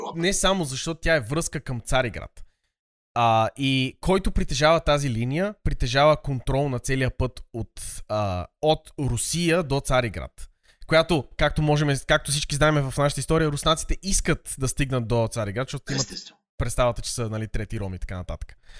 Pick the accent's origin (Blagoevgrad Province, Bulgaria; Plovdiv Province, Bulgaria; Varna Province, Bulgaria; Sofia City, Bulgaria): Sofia City, Bulgaria; Sofia; съм израснал в София